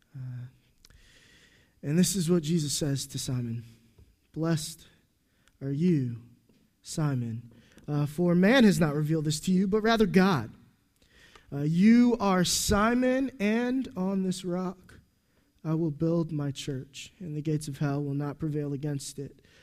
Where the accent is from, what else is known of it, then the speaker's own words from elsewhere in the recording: United States; We're American